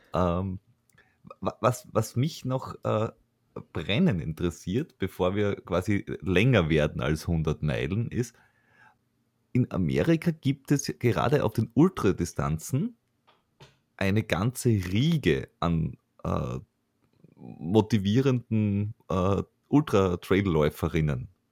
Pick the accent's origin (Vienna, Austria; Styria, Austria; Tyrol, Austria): Vienna, Austria